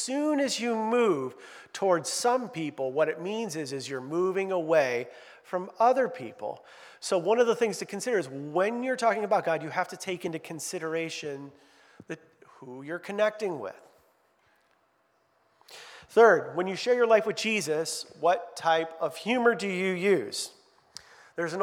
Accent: Midwest, United States; moved away as an adult; I'm not from New York, I'm from the Midwest

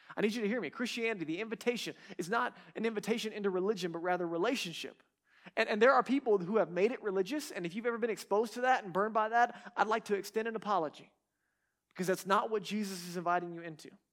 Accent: Texas, United States; I'm from Texas

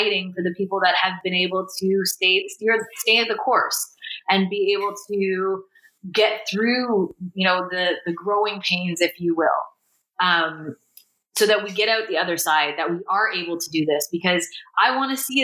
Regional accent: Canada; As a Canadian

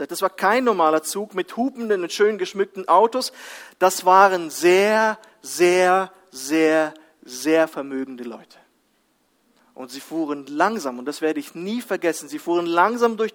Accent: Kazakhstan; kam mir äh, ein anderes Bild aus meiner Kindheit in Kasachstan.

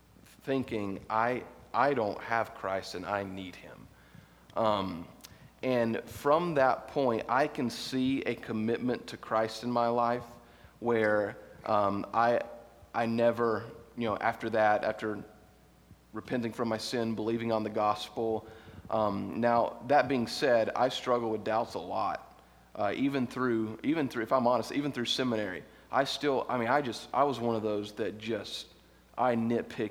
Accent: United States; we're American

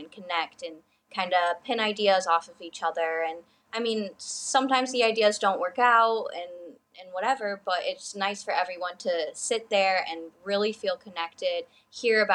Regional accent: Michigan, United States; also born or lived in Indiana; I'm born and raised in Michigan

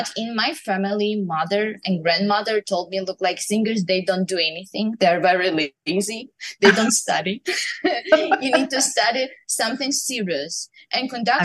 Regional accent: Ukraine; moved away; I grew up in Ukraine

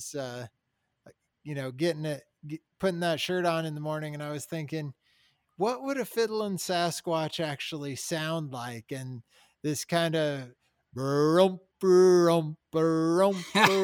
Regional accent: Colorado, United States; I grew up here in Colorado

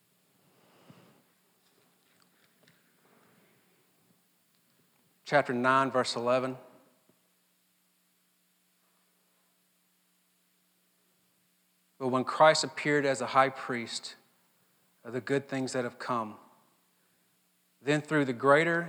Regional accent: Mississippi, United States; I'm from Mississippi and this is just what Mississippians

